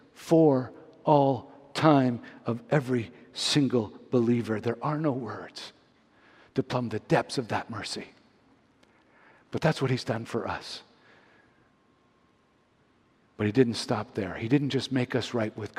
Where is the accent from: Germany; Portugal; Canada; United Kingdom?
Canada; Montreal, Quebec; moved away as an adult; also born or lived in Toronto; growing up in Montreal